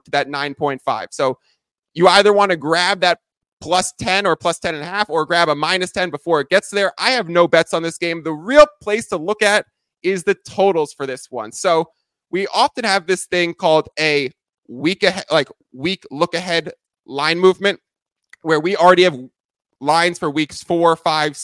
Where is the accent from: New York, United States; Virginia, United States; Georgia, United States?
New York, United States; moved away; I'm originally from New York